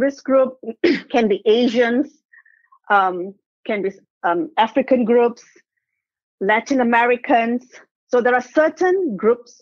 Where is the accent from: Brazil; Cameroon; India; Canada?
India; South India; now in Perth, Australia; I'm South Indian.